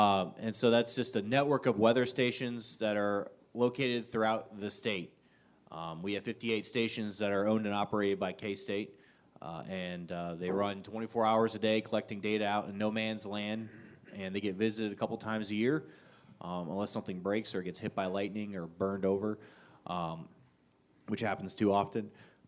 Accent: Ohio, United States; moved away as an adult; also born or lived in South Dakota; now in Kansas, United States; So I came from Ohio, born and bred. I went to Ohio University, and then I got stuck in South Dakota, going to the School of Mines in Rapid City, and then I just kind of find my way here in Kansas

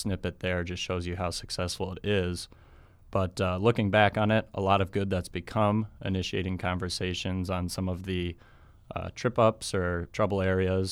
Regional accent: Webster, South Dakota, United States; I'm originally from Webster, South Dakota.

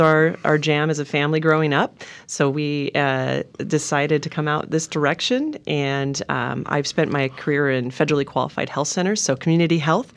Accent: Montana, United States; also born or lived in Minnesota; now in Oregon, United States; growing up in Montana

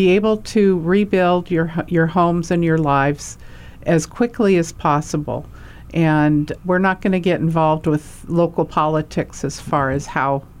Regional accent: Hawaii, United States; I'm from Hawaii

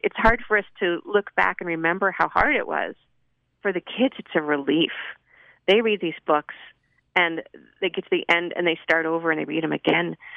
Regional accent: Salt Lake City, Utah, United States; growing up in Salt Lake

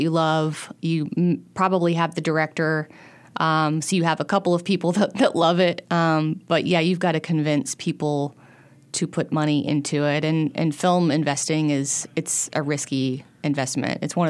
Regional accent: Central Arkansas, United States; I grew up in Central Arkansas

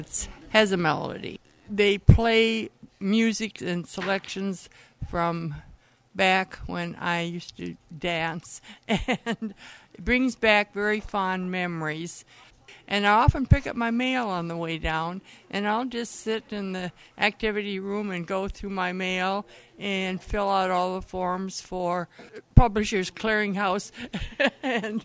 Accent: Bismarck, North Dakota, United States; also born or lived in Grand Forks; I grew up in Bismarck, and I raised my family

